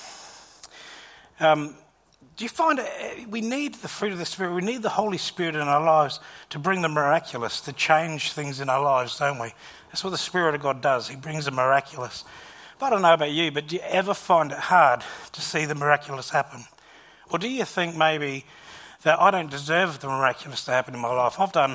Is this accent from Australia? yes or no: yes; Gawler, South Australia, Australia; When I was in primary school, just a young lad, growing up in Gawler